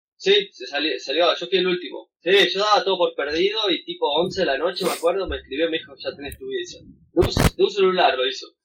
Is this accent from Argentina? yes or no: yes; Argentina; moved away as an adult; now in New Zealand; volver a Argentina